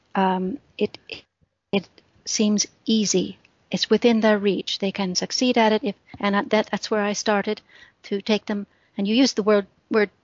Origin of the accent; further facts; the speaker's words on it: Midwest, United States; moved away as an adult; also born or lived in Britain; now in United Kingdom; I grew up in the Midwest of the States